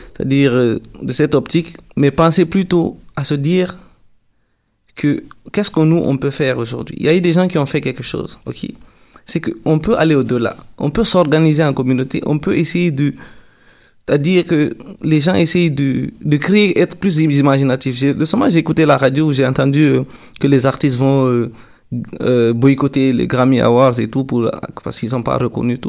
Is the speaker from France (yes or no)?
no; Guinea; now in Quebec, Canada; je viens de la Guinée